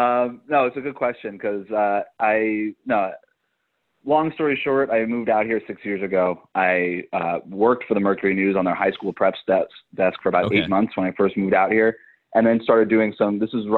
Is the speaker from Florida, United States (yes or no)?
yes; South Florida, United States; moved away; I grew up in South Florida